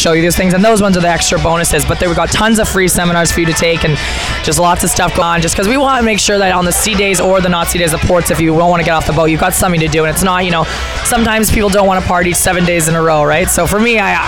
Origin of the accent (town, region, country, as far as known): Canada; born or raised there